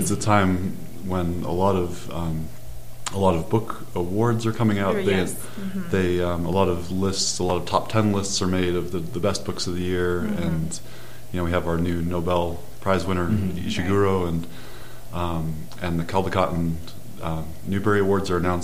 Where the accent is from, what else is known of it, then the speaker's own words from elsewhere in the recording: Colorado, United States; growing up in Colorado